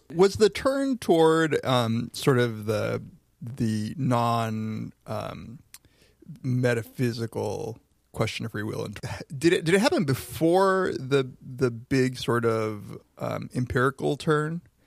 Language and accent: English; Riverside, California, United States; I'm from Riverside